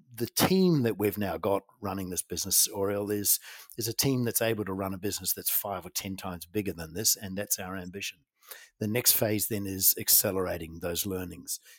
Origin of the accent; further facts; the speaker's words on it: New Zealand; I grew up in New Zealand, a Kiwi boy. I'm in a farming community.